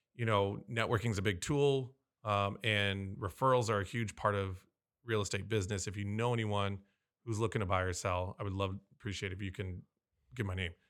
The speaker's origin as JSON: {"language": "English", "town": "San Diego", "region": "California", "country": "United States", "tie": "born or raised there", "said": "I was born and raised here in San Diego"}